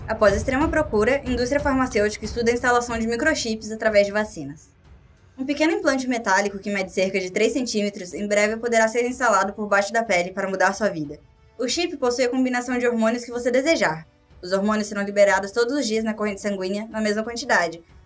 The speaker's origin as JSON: {"language": "Portuguese", "region": "Rio Grande do Sul", "country": "Brazil", "said": "eu sou do Rio Grande do Sul"}